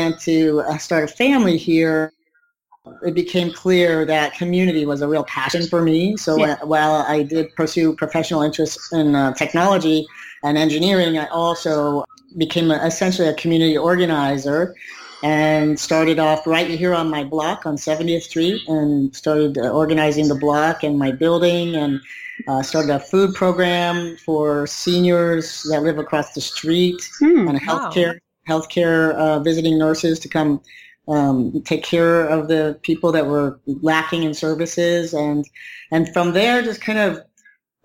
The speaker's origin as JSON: {"language": "English", "town": "Tucson", "region": "Arizona", "country": "United States", "tie": "born or raised there", "moved": "as an adult", "lives_now": "New York City, United States", "said": "Originally born and raised in Tucson, Arizona."}